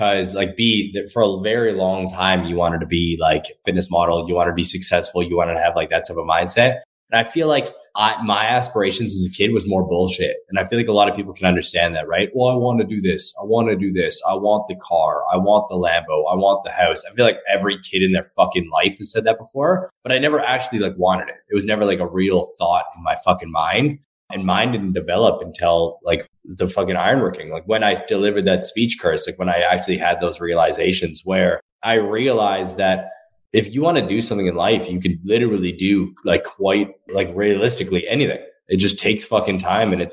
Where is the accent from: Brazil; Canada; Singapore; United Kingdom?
Canada; Thunder Bay, Ontario; growing up in Thunder Bay, Ontario